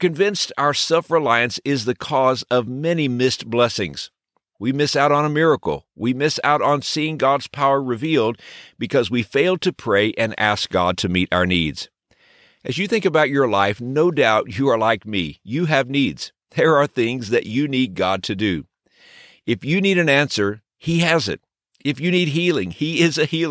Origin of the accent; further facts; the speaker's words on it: Texas, United States; When I was a child growing up in Texas